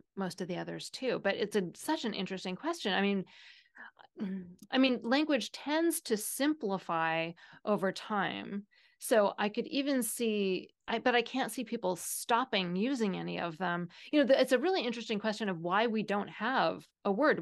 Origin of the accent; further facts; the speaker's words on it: Seattle, Washington, United States; I am from Seattle, where "you guys" is the typical, um, plural